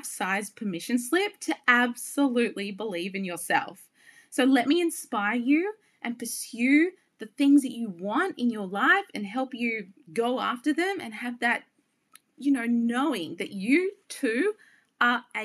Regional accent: Byron Bay, New South Wales, Australia; moved away as an adult; also born or lived in New York City; I am born and bred in Byron Bay, the most easterly point of Australia, a beautiful coastal town where my true heart and soul lives. And I lived there until I was 29 when I moved to New York City.

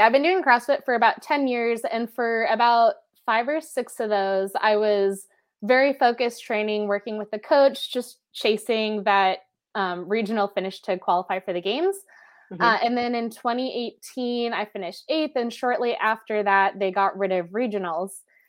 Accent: Seattle, Washington, United States

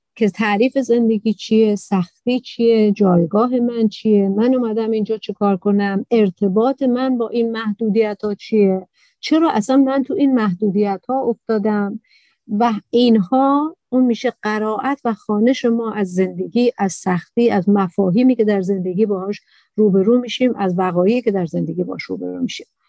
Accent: Iran; تو ایران به دنیا آمدم تو عربستان نیستم

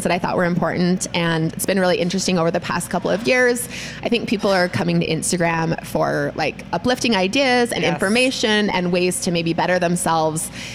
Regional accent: Sandy, Utah, United States; moved away as an adult; also born or lived in Washington, D.C. / Arizona / Michigan; now in Kaysville, United States; I actually grew up in Sandy

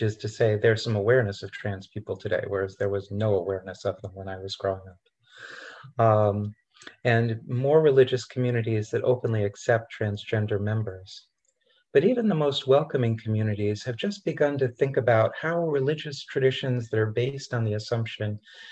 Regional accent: Rochester, New York, United States; when I was a kid growing up in Rochester, New York

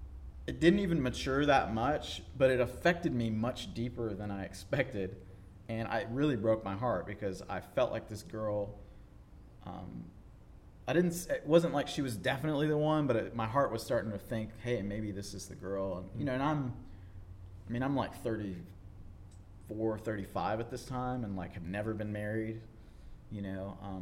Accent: North Carolina, United States; So I grew up on the East Coast in North Carolina, moved around a lot as a kid

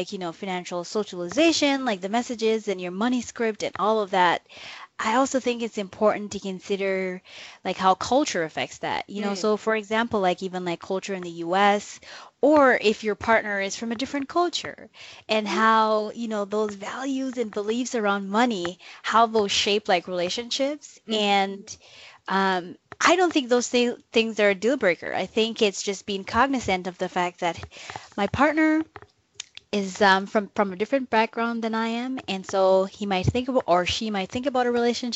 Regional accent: Jamaica; moved away; I grew up in Jamaica

